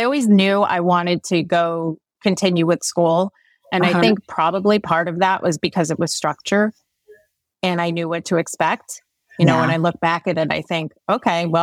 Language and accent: English; Connecticut, United States; I'm from Connecticut originally